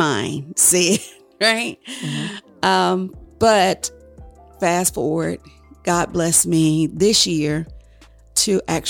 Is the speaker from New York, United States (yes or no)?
no; Chesapeake, Virginia, United States; I'm a wife. I'm a mother, a grandmother, a child of God. Where I grew up was in Chesapeake, Harbor North.